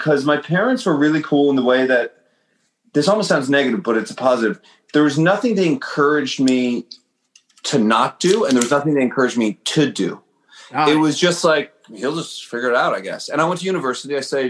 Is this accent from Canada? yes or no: yes; East Coast, Canada; born there; So I was born on the East Coast, so Toronto was the place to go.